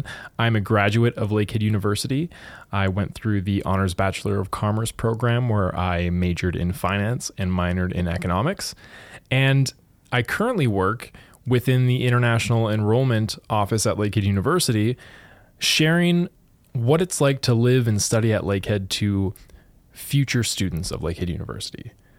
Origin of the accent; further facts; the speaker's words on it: Thunder Bay, Ontario, Canada; So I was born and raised in Thunder Bay